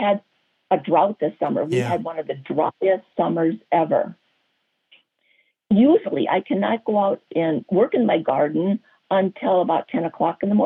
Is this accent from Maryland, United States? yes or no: no; North Dakota, United States; moved away; I grew up in North Dakota. North Dakota